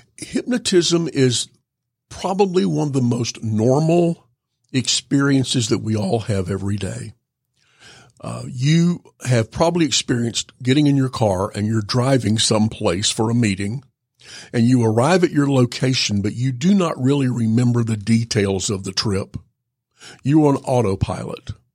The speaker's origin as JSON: {"language": "English", "region": "Georgia", "country": "United States", "tie": "born or raised there", "also_born_or_lived": "North Carolina / Louisville, Kentucky / California", "said": "I moved here when I was in the sixth grade to be near my parents. And, uh, grew up here, went to elementary school, went to high school, went to University of Georgia"}